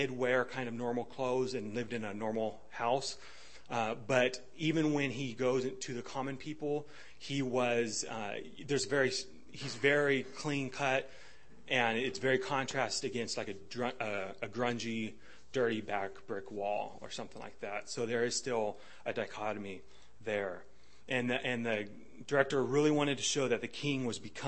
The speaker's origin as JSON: {"language": "English", "country": "United States", "said": "I'm American"}